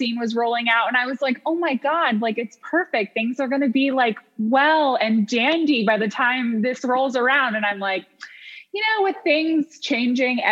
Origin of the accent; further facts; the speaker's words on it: upstate New York, United States; now in New York City, United States; We were both from upstate New York.